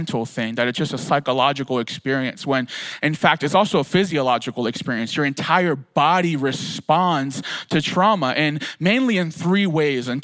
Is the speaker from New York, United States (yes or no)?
no; Philadelphia, Pennsylvania, United States; living in Philadelphia, I grew up in Kensington, which is like trauma 101